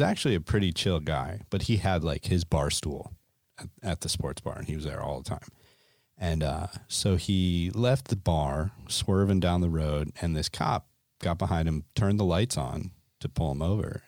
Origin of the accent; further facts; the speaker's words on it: Connecticut, United States; moved away as an adult; also born or lived in Gunnison, Colorado; I grew up in Connecticut